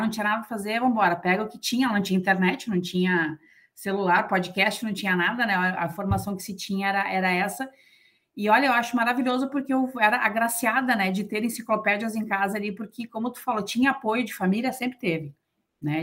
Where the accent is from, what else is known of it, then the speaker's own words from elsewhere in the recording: São Leopoldo, Rio Grande do Sul, Brazil; eu sou de São Leopoldo, do lado aqui tem a Escola Liberato